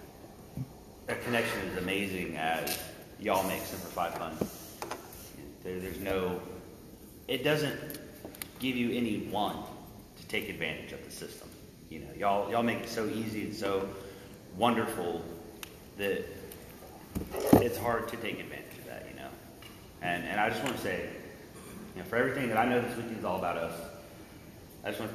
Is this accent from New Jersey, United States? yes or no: no; Texas, United States; I'm from Texas